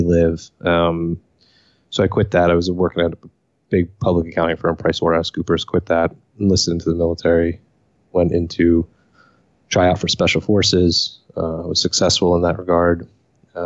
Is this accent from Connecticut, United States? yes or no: no; Cranford, New Jersey, United States; also born or lived in Elizabeth, New Jersey; I was born in New Jersey, Elizabeth, New Jersey, to be exact. Grew up in Cranford, which is about 10 minutes outside New York, Newark Airport